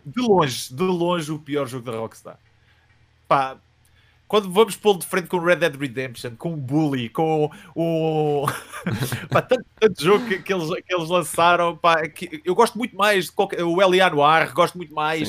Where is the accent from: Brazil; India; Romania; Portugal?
Portugal; Coimbra, Centro; sou de Coimbra, eh, originalmente de Coimbra